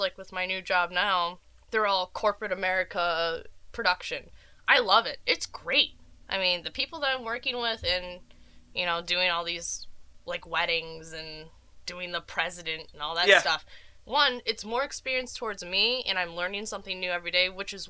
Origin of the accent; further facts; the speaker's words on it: Rochester, New York, United States; I grew up in Rochester, New York